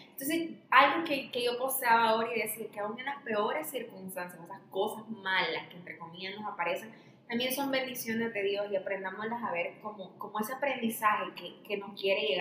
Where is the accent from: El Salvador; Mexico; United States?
El Salvador; como salvadoreños